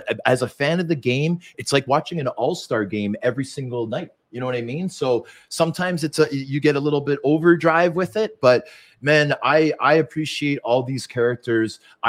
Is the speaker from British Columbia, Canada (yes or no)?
yes; Vancouver, British Columbia, Canada; born there; And I was born in Vancouver.